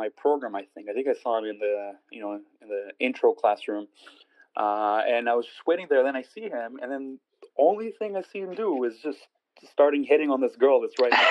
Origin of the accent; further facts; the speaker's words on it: Israel; now in Canada; I was born in Israel